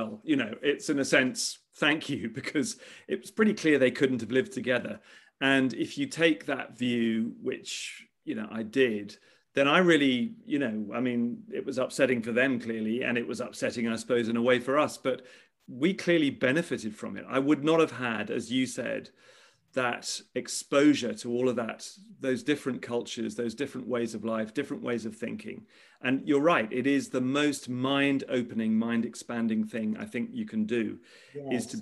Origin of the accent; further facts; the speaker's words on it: England, United Kingdom; also born or lived in Egypt / Washington, D.C.; this sort of very bucolic English upbringing